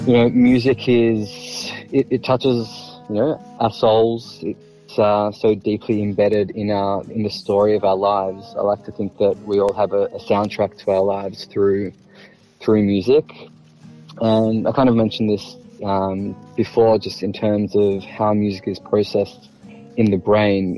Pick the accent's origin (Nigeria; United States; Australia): Australia; Melbourne, Victoria; Born and bred in Melbourne.